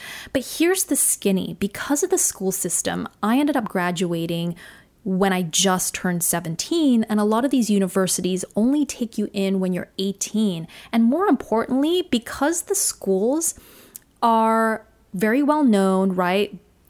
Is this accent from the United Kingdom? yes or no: no; Singapore; born there; accent: Australian; yes, I was born in Singapore. Singapore is my home, but I didn't necessarily feel connected to that country or to the people there.